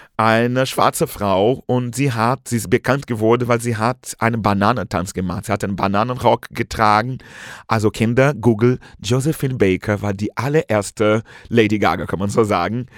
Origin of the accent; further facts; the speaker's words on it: Brazil; German is a second language; moved away as an adult; now in Germany; ich komme aus Brasilien ursprünglich, mhm. nun lebe seit vielen, vielen Jahren hier in Deutschland